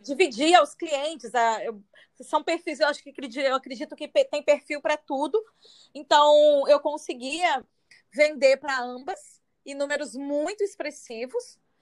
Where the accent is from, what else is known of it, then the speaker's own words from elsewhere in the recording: Minas Gerais, Brazil; moved away as an adult; now in Espírito Santo, Brazil; saí de Minas, estou no Espírito Santo